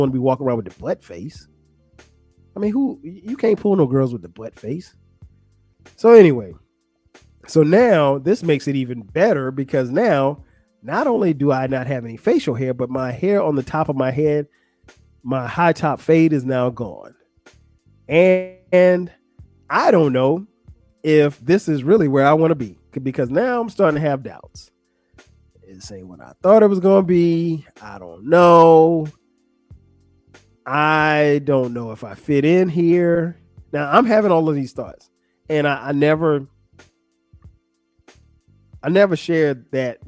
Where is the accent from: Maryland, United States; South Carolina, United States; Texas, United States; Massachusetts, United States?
South Carolina, United States; Florence; where I grew up in Florence, South Carolina